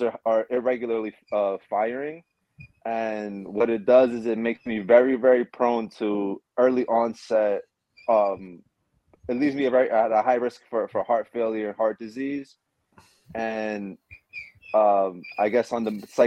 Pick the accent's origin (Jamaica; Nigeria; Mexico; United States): Mexico; Puebla; moved away; I was born in Mexico in a small town, small state called Puebla